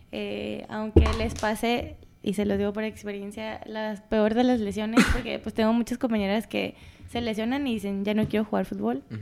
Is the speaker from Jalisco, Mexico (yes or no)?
no; Colima, Mexico; moved away as an adult; soy de Colima